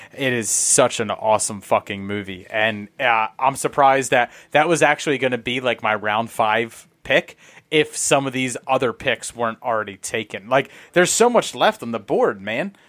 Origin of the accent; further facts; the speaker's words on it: Northeast, United States; I'm from the Northeast.